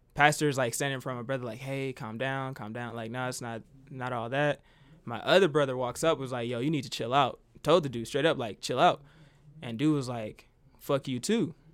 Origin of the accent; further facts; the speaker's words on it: Decatur, Illinois, United States; now in Albuquerque, United States; I'm from Decatur, Illinois. Yeah, I think I'm a small town kid.